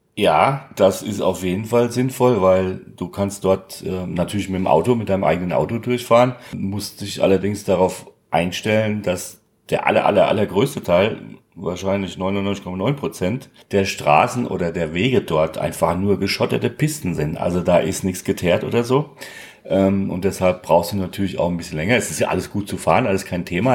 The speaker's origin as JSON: {"language": "German", "town": "Darmstadt", "region": "Hesse", "country": "Germany", "tie": "born or raised there", "said": "von meiner Heimatstadt ist, nämlich von Darmstadt"}